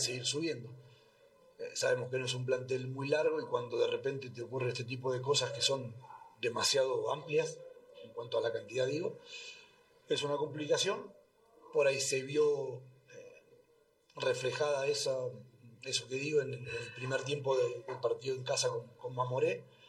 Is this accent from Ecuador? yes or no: no; Argentina; now in Bolivia; cuando pasó en mi país